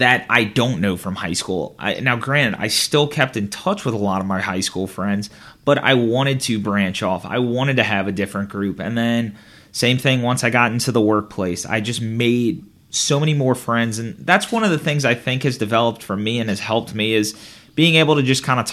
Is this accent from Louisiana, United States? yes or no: yes; St. Charles Parish, Louisiana, United States; despite not moving from my hometown after college